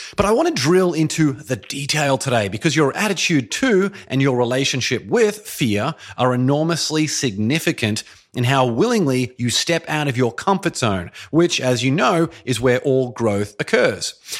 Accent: Brisbane, Queensland, Australia; moved away as an adult; also born or lived in Boston, Massachusetts / Shanghai, China; now in Los Angeles, United States; I made the decision at the age of twenty-eight to move from my hometown, beautiful Brisbane, Australia, all the way over to Boston, Massachusetts.

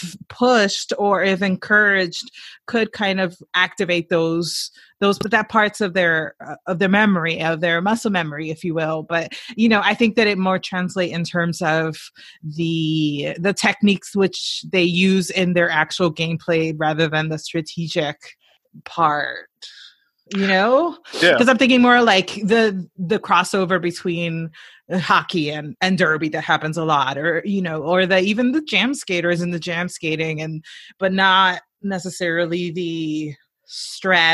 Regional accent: New York City, New York, United States; I was born and raised in the Bronx

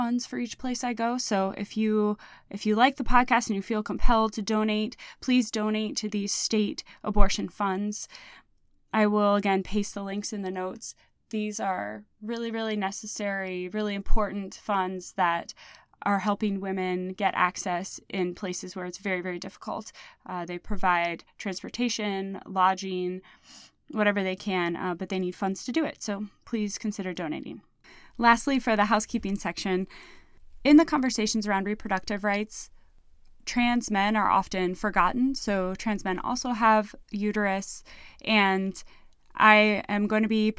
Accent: Indiana, United States; moved away; my home state of Indiana. I've been living here for the last 2.5 years, but I've been coming home here on and off for over a decade.

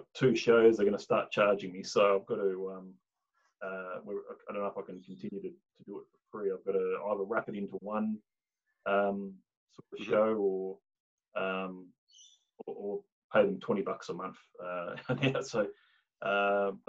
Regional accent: Tasmania, Australia; moved away; I was born and bred in Tasmania

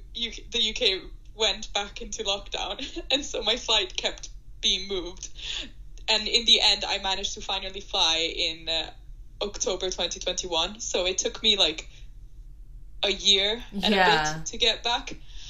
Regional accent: Shanghai, China; English is a second language; moved away as an adult; also born or lived in Italy / United Kingdom; Thank you for having me. I'm Italian, but I grew up in Shanghai, where I did high school because my dad was moved there because of his job.

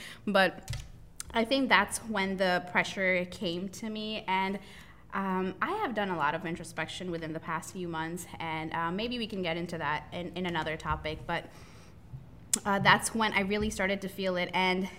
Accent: India; And I'm from a Southeast Asia background. Mm-hmm. I'm from India.

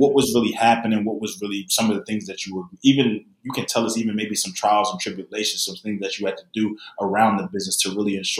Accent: Philadelphia, Pennsylvania, United States; also born or lived in Greenville, North Carolina / Syracuse, New York; now in Tampa, United States; growing up in Philly

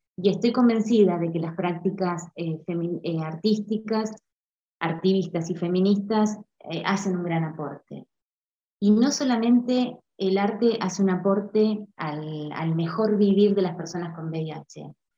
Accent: Argentina; also born or lived in Puerto Madryn, Chubut; soy argentina, vivo en la Patagonia, en Puerto Madryn

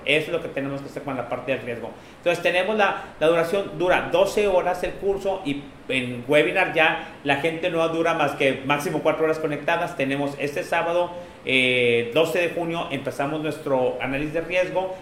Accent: Mexico; de dónde venimos en la parte de México

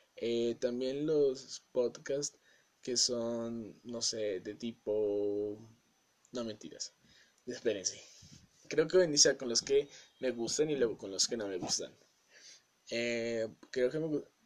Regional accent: Colombia; soy de Colombia

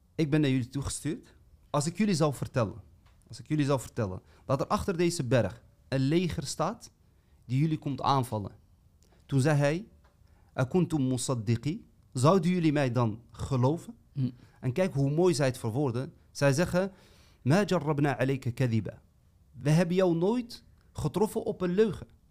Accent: Amsterdam, North Holland, Netherlands; now in Eindhoven, Netherlands; Ik ben 37 jaar, woonachtig in Eindhoven, opgegroeid in Amsterdam. Uh, vandaar ook dus mijn accent

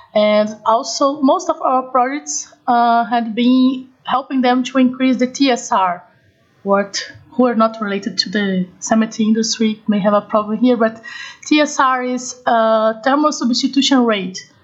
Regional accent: Brazil; I'm from Brazil

